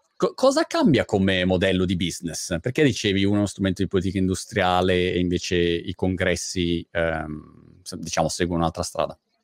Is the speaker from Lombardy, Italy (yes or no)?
yes; Milan, Lombardy, Italy; moved away as an adult; Milano, che è la mia città natale